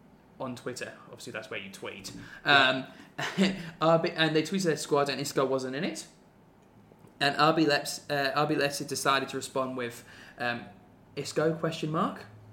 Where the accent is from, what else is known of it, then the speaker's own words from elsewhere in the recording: Ipswich, East of England, United Kingdom; I'm an Ipswich Town boy. I'm from Ipswich.